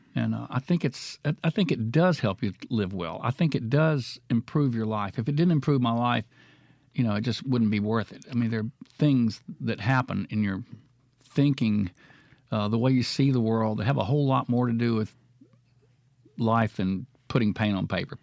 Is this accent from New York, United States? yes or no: no; Florence, Mississippi, United States; also born or lived in Brookhaven, Mississippi / Amory, Mississippi; I grew up in Florence and my father was a coach